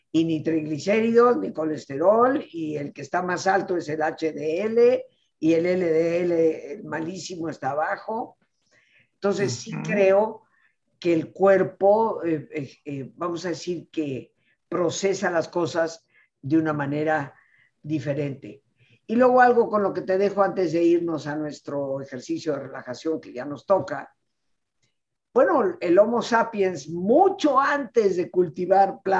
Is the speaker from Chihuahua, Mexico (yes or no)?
no; Yucatán, Mexico; Y bueno, cochinita pibil, pues es de mi tierra.